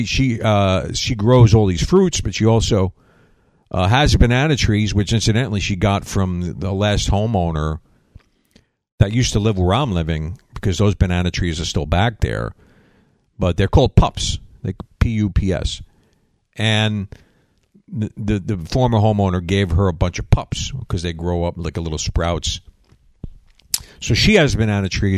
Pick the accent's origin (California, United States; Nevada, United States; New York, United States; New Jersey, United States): New York, United States; Long Island; moved away as an adult; now in Florida, United States; I'm from Long Island, guy. I know humidity